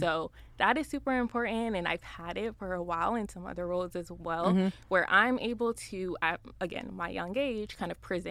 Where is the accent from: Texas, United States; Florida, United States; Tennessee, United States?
Florida, United States; South; moved away as an adult; now in Dallas, United States; I'm from Florida. I'm from South Florida